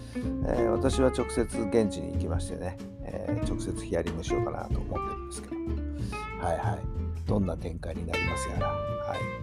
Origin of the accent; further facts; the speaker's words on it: Tokyo, Japan; 私はね東京生まれなんで東京生まれの東京育ちなんでね